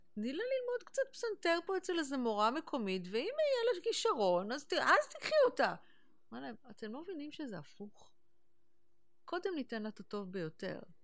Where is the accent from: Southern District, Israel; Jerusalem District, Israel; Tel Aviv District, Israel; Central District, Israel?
Central District, Israel; Neve Monosson; moved away as an adult; also born or lived in New York, United States; באתי מנווה מונוסון, וכשהייתי בת חמש, אימא שלי קיבלה המלצה לקחת אותי לשיעורי מוזיקה בתל אביב